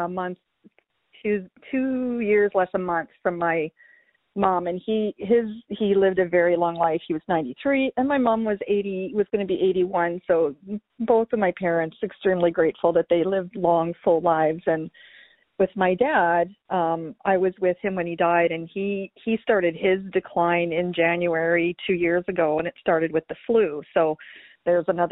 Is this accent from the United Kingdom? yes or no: no; Canada; moved away as an adult; now in California, United States; I am a Canadian living in the U.S.